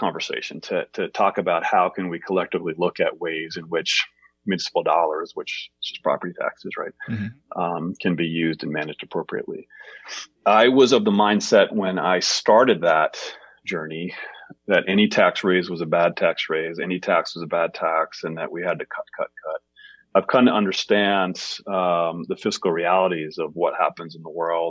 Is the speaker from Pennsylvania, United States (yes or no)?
no; Bangor, Maine, United States; also born or lived in Portland, Maine / Lewiston, Maine; I grew up in Bangor